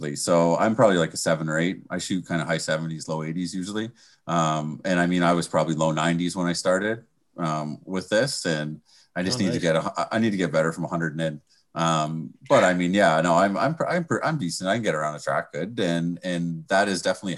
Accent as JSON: {"language": "English", "town": "Brantford", "region": "Ontario", "country": "Canada", "tie": "born or raised there", "lives_now": "Hamilton, Canada", "said": "Currently, I'm living in Hamilton, Ontario, but I did actually grow up in Brantford, Ontario"}